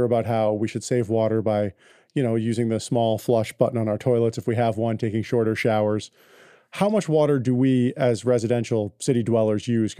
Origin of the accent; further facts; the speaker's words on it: Northeast, United States; We're from the Northeast.